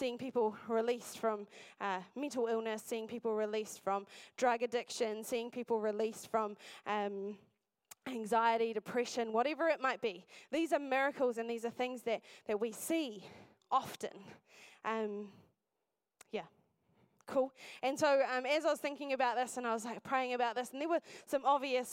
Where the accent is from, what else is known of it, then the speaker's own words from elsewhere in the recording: Masterton, Wellington, New Zealand; moved away as an adult; now in Dunedin, New Zealand; I'm originally from the Wairarapa, from a place called Masterton, and I grew up there